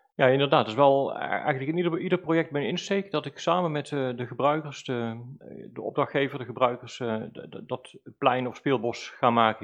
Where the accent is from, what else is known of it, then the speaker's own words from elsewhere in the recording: Valkenswaard, North Brabant, Netherlands; also born or lived in Velp; Zelf ben ik als kind opgegroeid in Dommeldal in Valkswaard